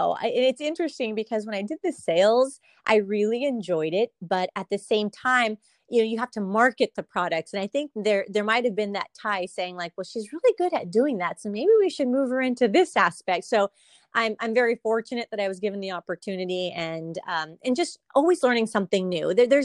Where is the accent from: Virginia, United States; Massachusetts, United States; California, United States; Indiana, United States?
California, United States; Salinas; being born and raised from Salinas, it definitely gives me a little bit more in terms of just, you know, having my whole life here. There's a lot that I've seen and learned and experienced as a native Salinian.